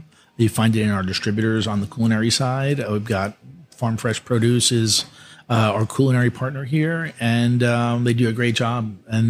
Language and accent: English; New York, United States; moved away; also born or lived in Greece; I grew up in pizzerias in New York and in Bronx and Harlem, where my family had them, and did my summers and a bunch of years in Greece growing up